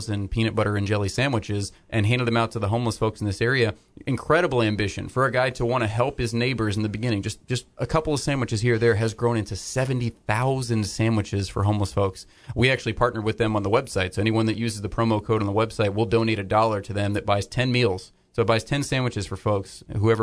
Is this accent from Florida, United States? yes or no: yes; Florida, United States; I grew up here in Florida